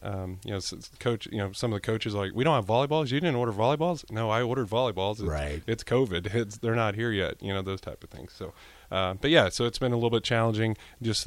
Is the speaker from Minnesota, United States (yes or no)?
no; Houston, Texas, United States; moved away as an adult; also born or lived in Nebraska; now in Lincoln, United States; I'm from Houston, Texas originally